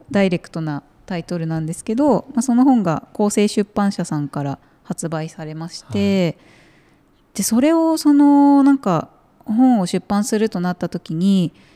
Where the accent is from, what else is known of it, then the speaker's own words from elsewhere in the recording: Nakano, Tokyo, Japan; moved away as an adult; now in Shiwa, Japan; 私はもともと東京の中野区出身なんですけど